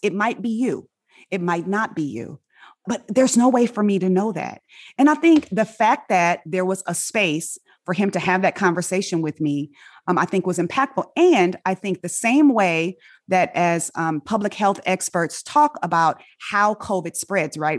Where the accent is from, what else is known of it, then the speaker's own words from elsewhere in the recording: Inglewood, California, United States; accent: African-American vernacular; first language African-American Vernacular English; moved away; I grew up in Inglewood, California.